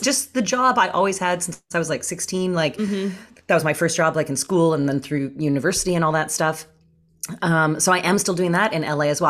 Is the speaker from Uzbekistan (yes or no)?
no; Canada; now in Los Angeles, United States; I'm actually Canadian, I'm from Canada